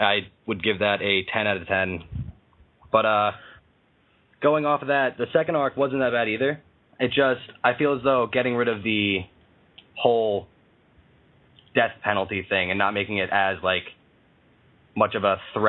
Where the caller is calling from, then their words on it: Milford, Pennsylvania, United States; I'm calling from Milford, Pennsylvania.